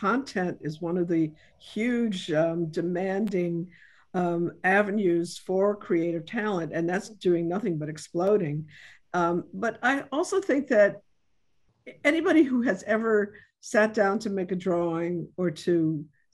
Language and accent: English; New York City, New York, United States; moved away; I came from the South Bronx and I did not come from, lots of resources